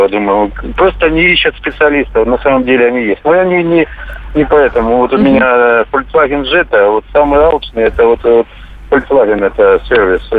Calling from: Kaliningrad, Kaliningrad Oblast, Russia; Здравствуйте, из Калининграда.

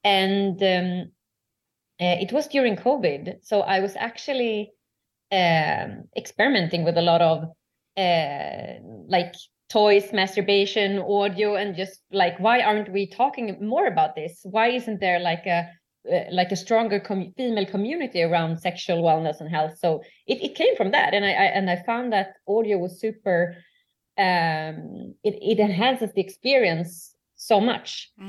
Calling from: Stockholm, Stockholm County, Sweden; English is a second language; I'm joining you from Stockholm, Sweden.

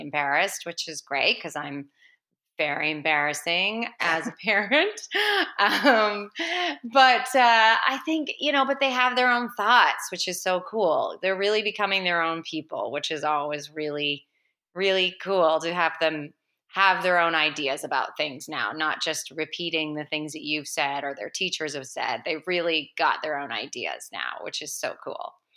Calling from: Vancouver, British Columbia, Canada; I'm calling from Vancouver

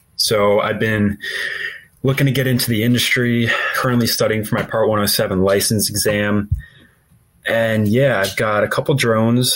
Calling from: Hudson Valley, New York, United States; I'm calling from the Hudson Valley, New York.

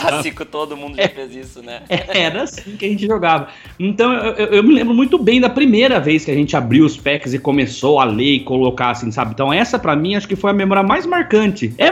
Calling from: Itapeva, São Paulo, Brazil; Eu sou empresário, eu estou falando de Itapeva, São Paulo.

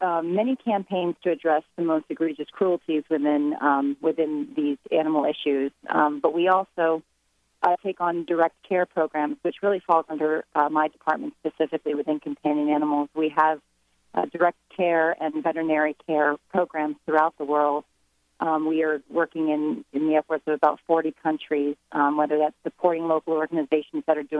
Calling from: Washington, District of Columbia, United States; I'm in Washington, D.C.

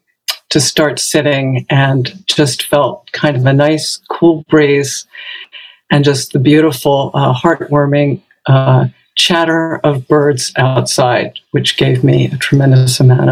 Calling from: Branford, Connecticut, United States; a senior student at the Village Zendo, and I'm speaking from Brantford, Connecticut.

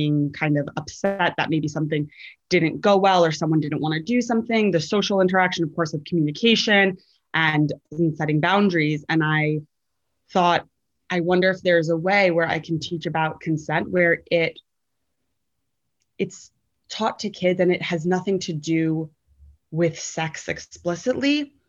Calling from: New York City, New York, United States; I am podcasting in from Brooklyn, New York, which is my home.

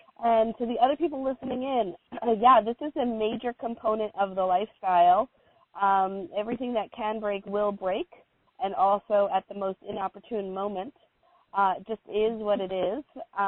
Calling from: Oregon, United States; And so I'm calling in from the Pacific Northwest Oregon coast

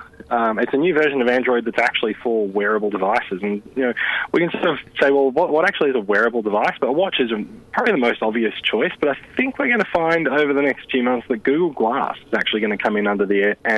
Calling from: Sydney, New South Wales, Australia; I'm calling in from Sydney.

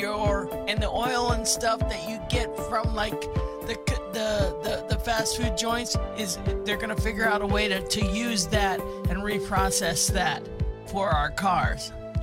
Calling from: Hawaiian Paradise Park, Hawaii, United States; I'm from the Hawaiian Paradise Park in Hawaii.

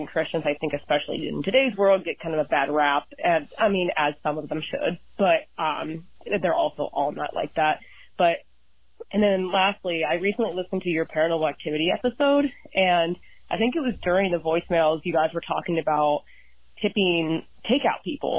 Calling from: Columbus, Ohio, United States; I'm calling in from Columbus, Ohio.

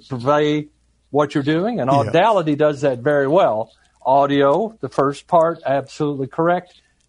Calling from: Georgia, United States; I'm joining you from the suburbs of Atlanta, Georgia.

